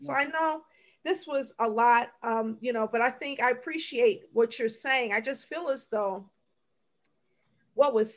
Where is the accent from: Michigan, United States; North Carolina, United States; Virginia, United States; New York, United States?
Michigan, United States; Detroit; I grew up in Detroit